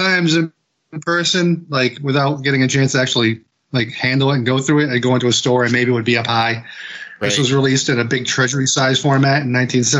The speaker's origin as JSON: {"language": "English", "town": "Fitchburg", "region": "Massachusetts", "country": "United States", "said": "I'm from Fitchburg. I work at That's Entertainment."}